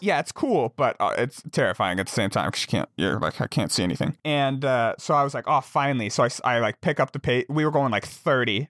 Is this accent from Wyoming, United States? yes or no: yes; Jackson, Wyoming, United States; now in Montana, United States; I grew up in Jackson, Wyoming